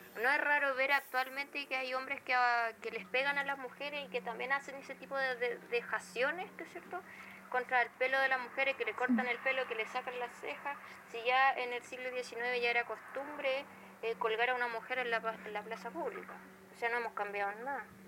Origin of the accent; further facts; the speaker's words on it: Chile; uno desde chileno